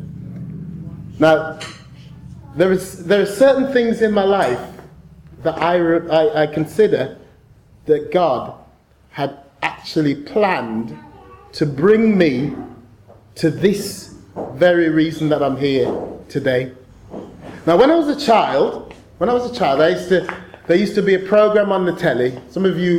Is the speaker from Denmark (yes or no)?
no; Birmingham, West Midlands, United Kingdom; I was born in Selly Oak Hospital, not too far from here.